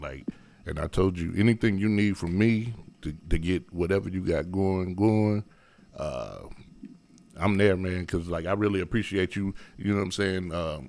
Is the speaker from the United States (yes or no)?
yes; United States; because like you said, I'm from Harrison Homes. You know, we was doing a little bit better than some of our neighbors